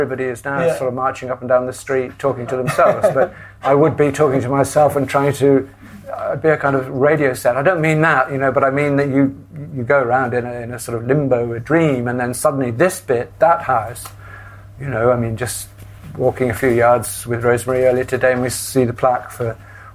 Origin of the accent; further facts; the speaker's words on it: South Wales, United Kingdom; moved away as an adult; also born or lived in Hackney, London; now in London, United Kingdom; I grew up in South Wales